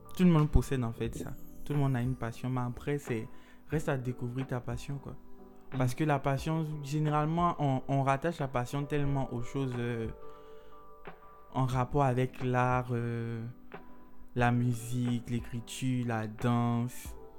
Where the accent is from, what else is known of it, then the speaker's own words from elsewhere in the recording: Côte d’Ivoire; en tant qu'Ivoirien